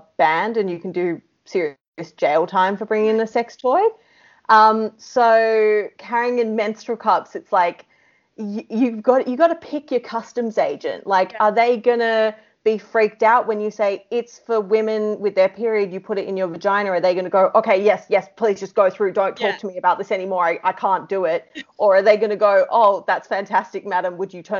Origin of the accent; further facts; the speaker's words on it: Australia; accent: Australian; our English is Australian English